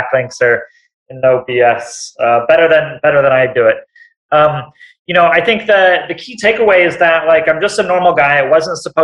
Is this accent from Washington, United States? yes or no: yes; Seattle, Washington, United States; I'm from Seattle